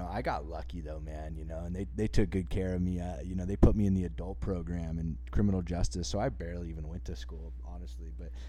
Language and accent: English; Santa Cruz, California, United States; moved away as an adult; also born or lived in Oklahoma; I grew up in Santa Cruz. I was born and raised in Santa Cruz, California.